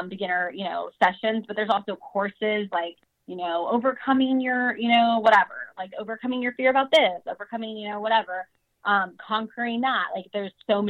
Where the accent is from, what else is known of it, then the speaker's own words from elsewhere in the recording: the South, United States; moved away; I grew up in the South